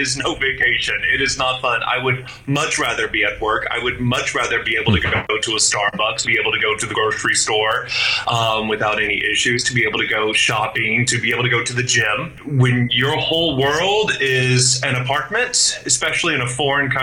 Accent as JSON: {"language": "English", "country": "United States", "moved": "yes", "lives_now": "China", "said": "I'm an American"}